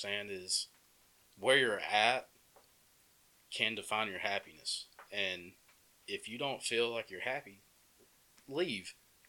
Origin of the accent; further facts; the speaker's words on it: Empire, Alabama, United States; growing up in Empire, like, Empire's a good place. Like, I could ride my bike up and down the road as a kid and all this stuff.